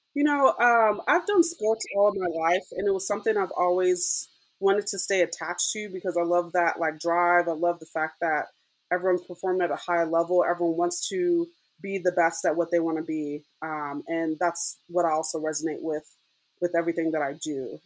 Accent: Southern California, United States; moved away as an adult; also born or lived in Durham, North Carolina / Texas; now in Las Vegas, United States; I'm originally from Southern California

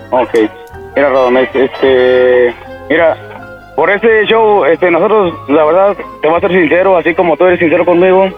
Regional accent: Matehuala, San Luis Potosí, Mexico; somos de Matabola, somos de aquí, eh, de aquí Saltillo, son como tres horas y media más o menos

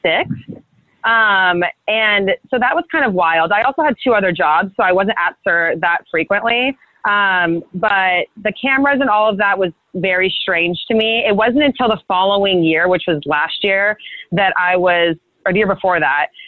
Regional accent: Brentwood, California, United States; moved away as an adult; also born or lived in Santa Barbara, California; now in Los Angeles, United States; I'm from a really small town called Brentwood. A lot of people get that mixed up with Brentwood, LA, and Brentwood, Northern California. It's a really small kind of like country town. And that's where I grew up

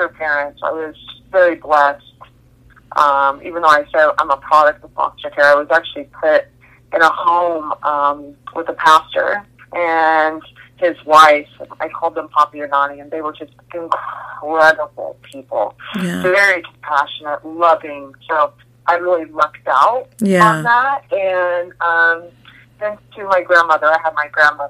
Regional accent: Indiana, United States; moved away as an adult; now in California, United States; I'm from Indiana

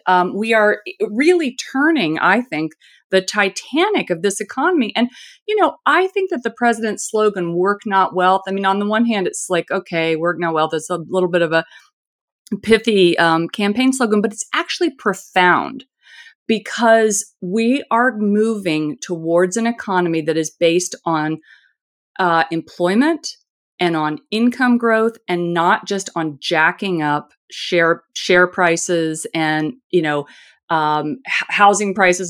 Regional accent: Indiana, United States; I'm from Indiana, so this is, this is how I talk

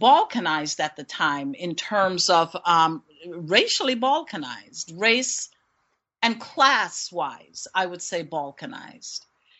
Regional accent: Queens, New York, United States; I grew up in Queens.

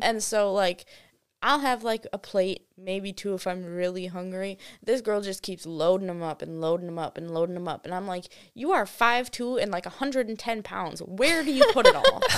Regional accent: Wisconsin, United States; moved away as an adult; also born or lived in Myrtle Beach, South Carolina; we grew up in Wisconsin, so I'm used to the cold.

